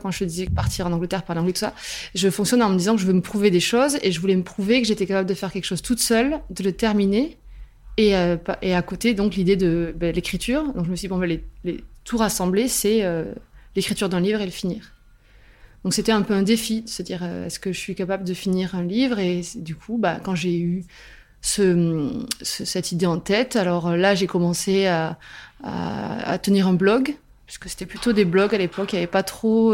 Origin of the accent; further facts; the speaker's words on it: Albi, Occitania, France; now in Toulouse, France; je suis originaire d'Albi et je vis à Toulouse